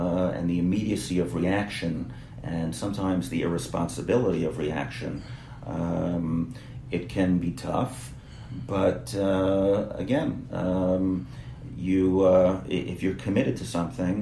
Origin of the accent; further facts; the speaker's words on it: New York area, United States; now in Israel; I grew up in the New York area, I grew up in a Jewish bubble